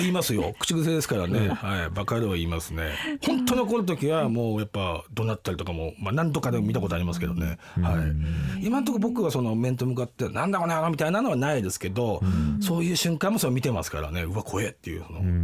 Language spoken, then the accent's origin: Japanese; Tokyo, Japan; ずっと僕東京なんですけど